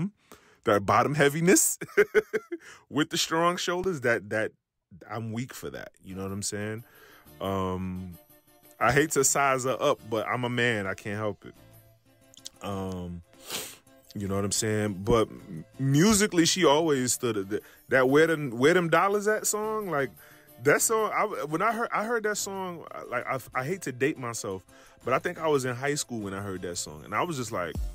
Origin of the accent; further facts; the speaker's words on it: New York City, New York, United States; moved away; also born or lived in the South; someone like me from New York, from being, you know, growing up in New York City